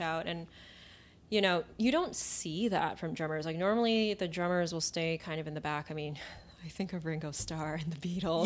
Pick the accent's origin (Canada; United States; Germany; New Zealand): Canada; Vancouver, British Columbia; I grew up in Vancouver